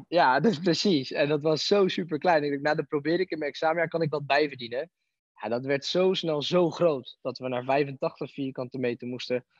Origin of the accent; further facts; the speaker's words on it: Barendrecht, South Holland, Netherlands; toen ben ik in het dorp beland ehm, waar ik vandaan kom, en bij Aikido